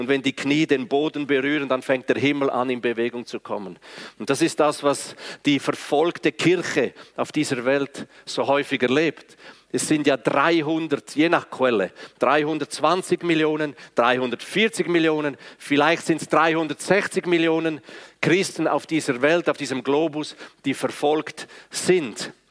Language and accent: German; Graubünden, Switzerland; first language Romansh; German is a second language; meine Muttersprache ist ja Romanisch, von daher, ich kann beides nicht wirklich, weder Schriftdeutsch noch Schweizerdeutsch, aber ich versuche es.